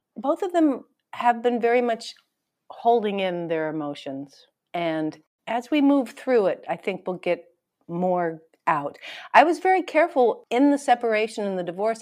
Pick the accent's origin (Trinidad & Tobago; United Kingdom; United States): United States; Hawaii; I was born in Hawaii and my parents were both raised in Hawaii.